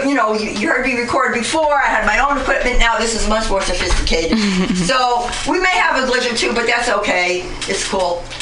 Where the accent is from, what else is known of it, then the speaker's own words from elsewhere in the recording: Bronx, New York, United States; moved away; oh, I'm not from here. I've been here for over 35 years. I'm from the Bronx, but I'm still from the Bronx.